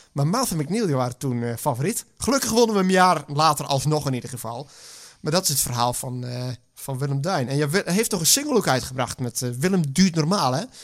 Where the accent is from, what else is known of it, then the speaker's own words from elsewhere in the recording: Friesland, Netherlands; Ik ben geboren in Friesland. Maar op Friesland zat ik op een Rooms-Katholieke school